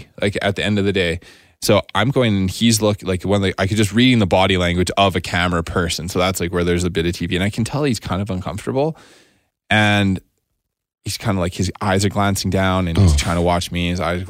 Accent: Alberta, Canada; I'm from Alberta.

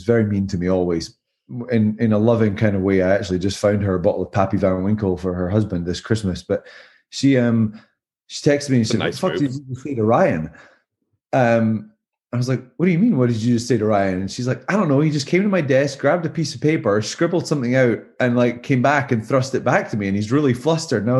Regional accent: Scotland, United Kingdom; moved away as an adult; also born or lived in Southern California; now in Greenville, United States; being Scottish.

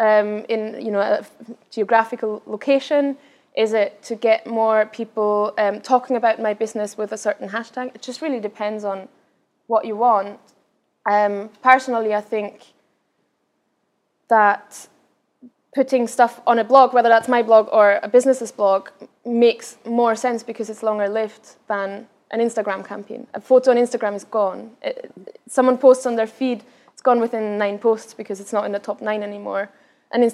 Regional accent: Vienna, Austria; first language Austrian German; English is a second language; also born or lived in Berlin; I'm from Vienna originally, so my mother tongue is Austrian German, which is much, very, very different from standard German in Germany.

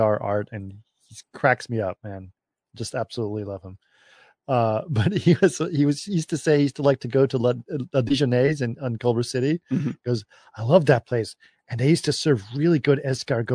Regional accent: Athens, Attica, Greece; moved away as an adult; I grew up in Athens, right? from the age of 6 to 17.

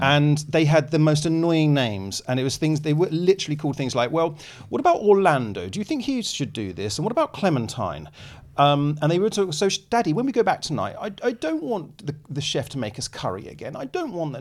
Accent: England, United Kingdom; as an English person

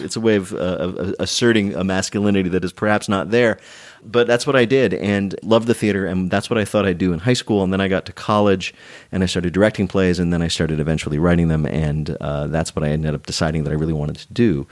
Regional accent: New Jersey, United States; moved away as an adult; also born or lived in New York; I grew up in the New Jersey suburbs

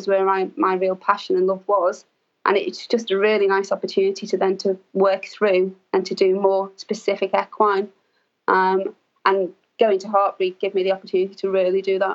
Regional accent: Liverpool, North West England, United Kingdom; I grew up in Liverpool, which is a large city in England.

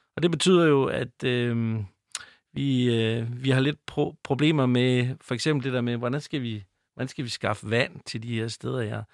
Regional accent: North Jutland, North Denmark Region, Denmark; accent: North Jutlandic; nu kommer jeg fra Nordjylland, det ved jeg ikke, om I kan høre, men jeg har sådan, måske en, sådan en lille anxi-, accent med, med noget nordjysk.

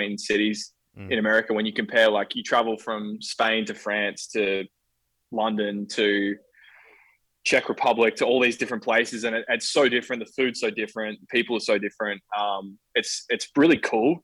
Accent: Bendigo, Victoria, Australia; I grew up in Bendigo, or Bendigo

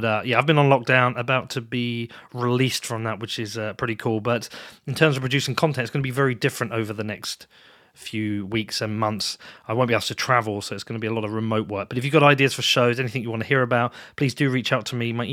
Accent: Bedford, East of England, United Kingdom; but you knew I was from Bedford already.

